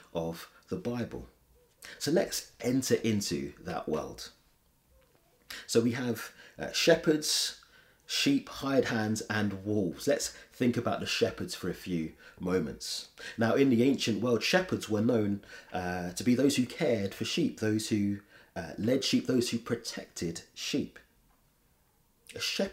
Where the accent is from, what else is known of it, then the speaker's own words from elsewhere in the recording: London, United Kingdom; I grew up in London